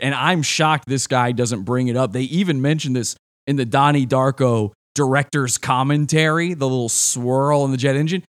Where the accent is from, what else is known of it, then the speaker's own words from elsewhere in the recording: Virginia, United States; I'm originally from Virginia. The guy who made the movie, uh, Richard Kelly's from my hometown